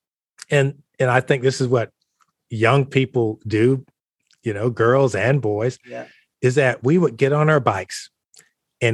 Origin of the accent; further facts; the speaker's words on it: Columbus, Georgia, United States; also born or lived in Crailsheim, Germany; I'm coming from Columbus, Georgia, been living in the segregated South all my life